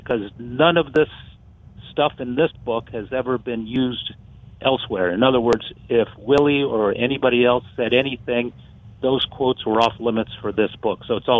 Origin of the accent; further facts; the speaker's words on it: Westfield, Alabama, United States; born there; I was born in Westfield, Alabama.